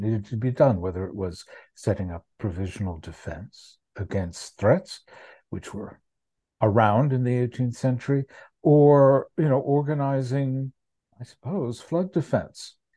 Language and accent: English; United States; As an American